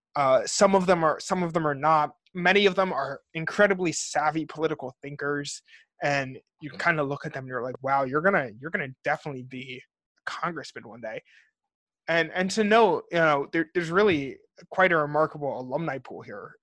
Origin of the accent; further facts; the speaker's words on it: New Jersey, United States; we're both from Jersey.